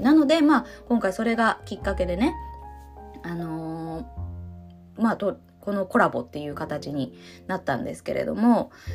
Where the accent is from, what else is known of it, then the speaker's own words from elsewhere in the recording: Ōshima, Tokyo, Japan; 私の出身である伊豆諸島の私の出身はあの大島ですけど